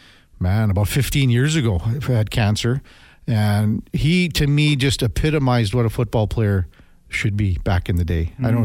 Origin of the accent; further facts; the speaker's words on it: Saskatchewan, Canada; when I grew up in Saskatchewan, we had Detroit cable.